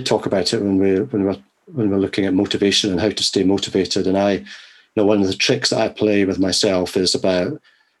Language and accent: English; Scotland, United Kingdom; moved away; my home country in Scotland